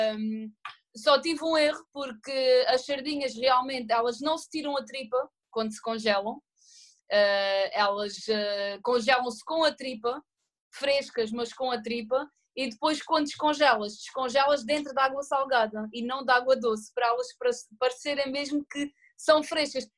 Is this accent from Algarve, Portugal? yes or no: yes; Ferragudo, Algarve, Portugal; accent: Algarvian; a minha terra, aqui o Algarve, aqui a Ferragut